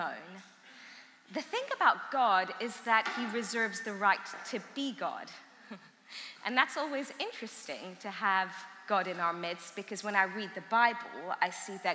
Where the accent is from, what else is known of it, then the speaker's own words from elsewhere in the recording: England, United Kingdom; first language Armenian; English is a second language; also born or lived in Iran; I lived in Iran until I was 5. Then my family moved over to England. I grew up in England